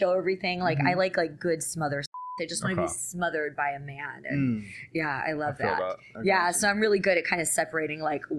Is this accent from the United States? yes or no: yes; New York, United States; I'm an Italian from New York.